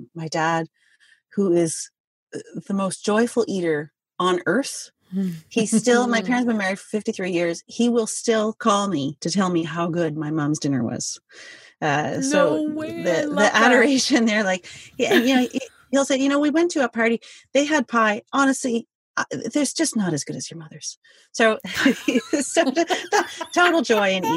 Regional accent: Quebec, Canada; I'm from Quebec

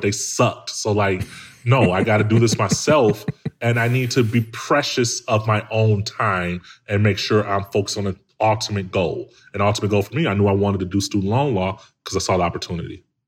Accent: Chicago, Illinois, United States; I'm from, I'm from Chicago, man, like, from the hood

